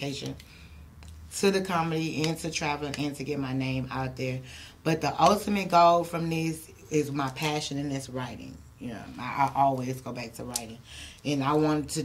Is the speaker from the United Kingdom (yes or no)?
no; Houston, Texas, United States; I'm from Houston.